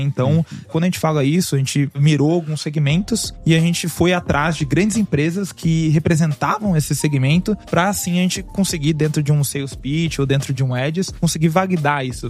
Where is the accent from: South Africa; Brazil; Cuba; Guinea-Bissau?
Brazil; moved away as an adult; also born or lived in Canada; Morava no Brasil, mas eu saí do Brasil já faz 10 anos